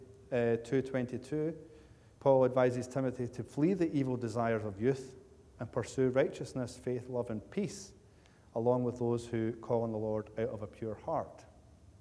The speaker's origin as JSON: {"language": "English", "town": "Cumbernauld", "region": "Scotland", "country": "United Kingdom", "tie": "born or raised there", "said": "the people that I grew up with in Cumbernauld Baptist Church"}